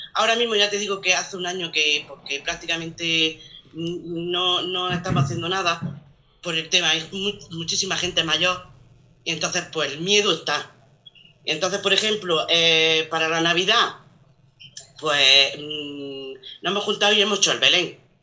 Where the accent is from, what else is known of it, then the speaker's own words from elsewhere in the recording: Macael, Andalusia, Spain; moved away as an adult; now in Bayarque, Spain; yo no soy nacida aquí, yo soy de Macael